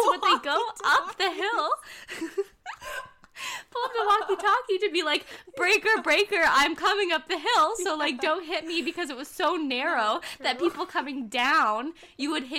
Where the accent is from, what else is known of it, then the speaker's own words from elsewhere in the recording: Chase, British Columbia, Canada; also born or lived in Ontario / Kamloops; I'm from Chase, British Columbia.